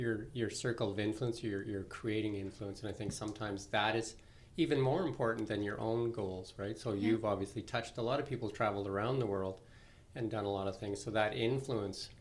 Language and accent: English; Midway, British Columbia, Canada; when I was growing up in Midway